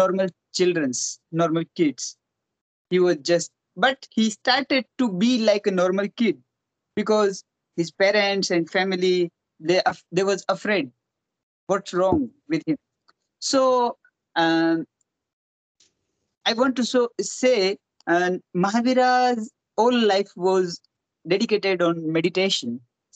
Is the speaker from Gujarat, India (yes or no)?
no; Rajasthan, India; I born in Rajasthan